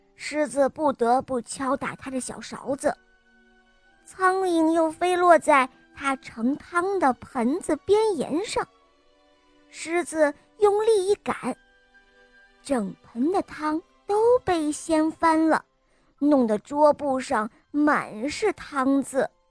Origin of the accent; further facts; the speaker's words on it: Hangzhou, Zhejiang, China; 我四岁了，我来自杭州